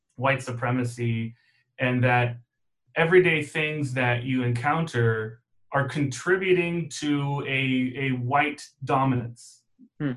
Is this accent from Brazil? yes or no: no; Germany; moved away; I grew up in Germany